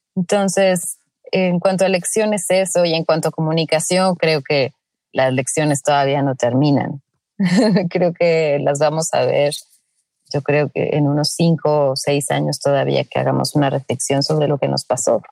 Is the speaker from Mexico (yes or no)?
yes; Mexico; somos como mexicanos